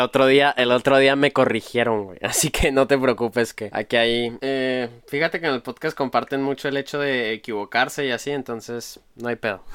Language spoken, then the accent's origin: Spanish; Chihuahua, Mexico; yo he estado en Chihuahua toda mi vida